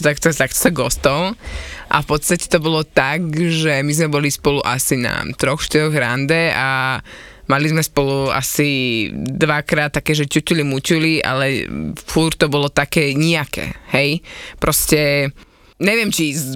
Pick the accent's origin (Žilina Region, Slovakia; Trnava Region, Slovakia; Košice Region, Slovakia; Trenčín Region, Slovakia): Trnava Region, Slovakia; Trnava; accent: Trnava dialect; ja som hovorila čisto trnavsky